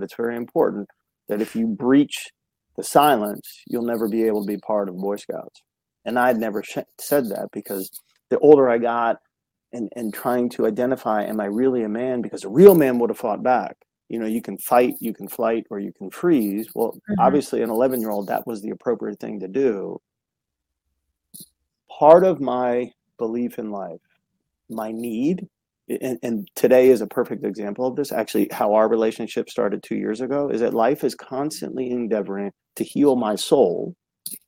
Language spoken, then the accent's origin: English; United States; also born or lived in Chicago; I was born in Chicago, but that was a short period of time, and then grew up on the East Coast outside of Washington, D.C.